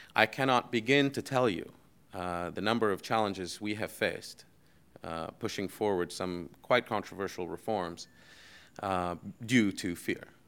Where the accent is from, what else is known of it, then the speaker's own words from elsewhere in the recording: Bahrain; also born or lived in United States / Europe; I grew up in Bahrain, I went to high school in Bahrain